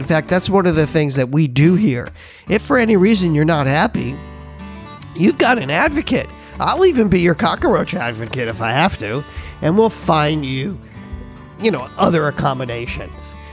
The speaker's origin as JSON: {"language": "English", "region": "Florida", "country": "United States", "moved": "yes", "lives_now": "Hawaii, United States", "said": "I'm from Florida. I lived there for years"}